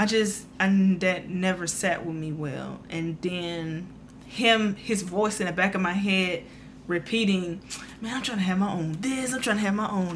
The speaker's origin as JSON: {"language": "English", "town": "Prichard", "region": "Alabama", "country": "United States", "tie": "born or raised there", "moved": "as an adult", "lives_now": "Georgia, United States", "said": "I'm coming from Mobile, grew up in Mobile, well, Pritchard"}